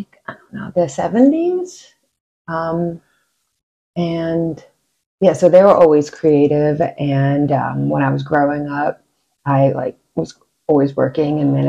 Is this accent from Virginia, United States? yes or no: no; northern New Jersey, United States; moved away; Originally born and raised in New Jersey, northern New Jersey